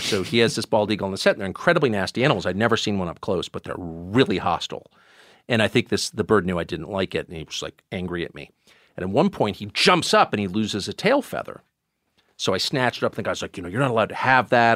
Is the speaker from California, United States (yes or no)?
yes; La Jolla, California, United States; also born or lived in Maine; I grew up in California and, um, Southern California.